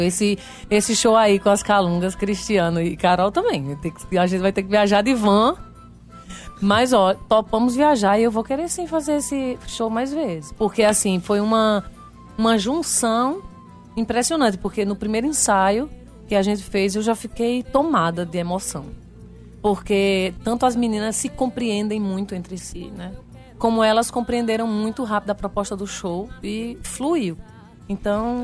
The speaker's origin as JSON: {"language": "Portuguese", "country": "Brazil", "tie": "born or raised there", "said": "eu fui criada lá em Isabelê, todo mundo é preto"}